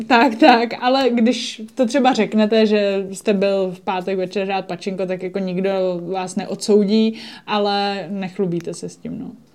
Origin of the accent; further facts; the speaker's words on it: Czechia; also born or lived in Japan; my jako Češi